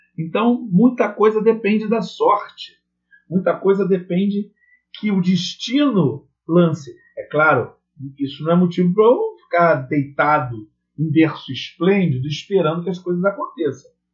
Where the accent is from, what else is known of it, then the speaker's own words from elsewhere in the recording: Rio de Janeiro, Brazil; Eu sou aqui do Rio de Janeiro